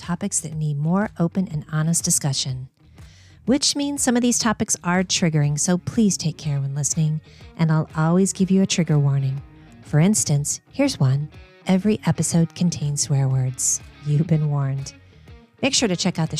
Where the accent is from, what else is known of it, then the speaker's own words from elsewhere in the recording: Champaign, Illinois, United States; We grew up in Champaign, Illinois, folks, home of the U of I, home of Tony Harvey and Mia Voss